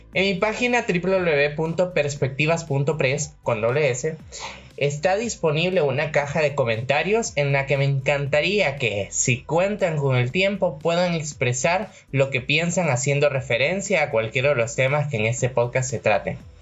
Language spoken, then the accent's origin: Spanish; El Salvador; Soy ciudadano salvadoreño de nacimiento.